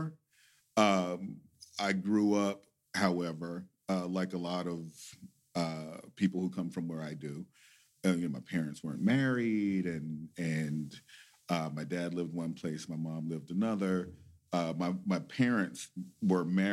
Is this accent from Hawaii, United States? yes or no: no; southeast Missouri, United States; moved away as an adult; also born or lived in Denver, Colorado; Missouri, the boot heel, southeast Missouri